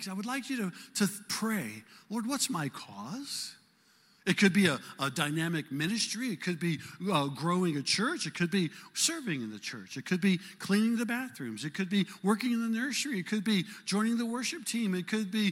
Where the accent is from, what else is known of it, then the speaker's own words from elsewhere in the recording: Omaha, Nebraska, United States; moved away; Janie and I are from cultural neighborhoods in South Omaha